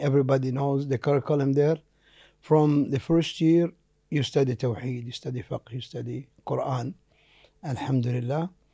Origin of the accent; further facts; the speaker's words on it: Jeddah, Makkah Province, Saudi Arabia; first language Arabic; English is a second language; I was born there in Jeddah in nineteen sixty-three, uh, in a simple area called Bab Sharif